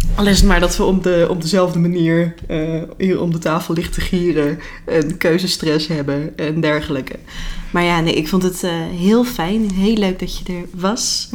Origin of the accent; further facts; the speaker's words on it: North Brabant, Netherlands; toen ik opgroeide in Brabant